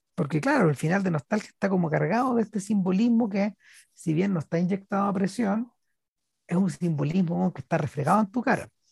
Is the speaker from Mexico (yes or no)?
no; Chile; Somos, somos chilenos